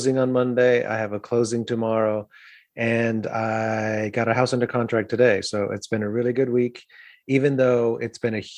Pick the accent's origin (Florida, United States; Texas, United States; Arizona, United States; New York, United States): Florida, United States; South; now in Nashville, United States; I grew up in South Florida